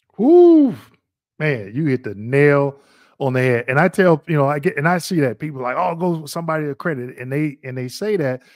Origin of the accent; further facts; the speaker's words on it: Missouri, United States; I'm originally from Missouri